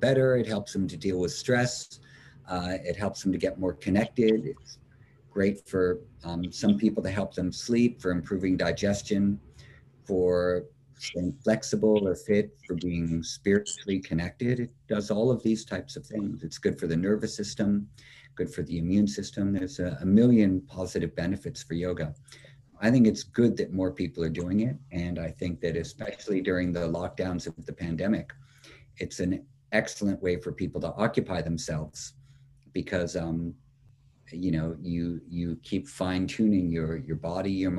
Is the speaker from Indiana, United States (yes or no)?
no; New York City, New York, United States; I'm from New York City, Manhattan.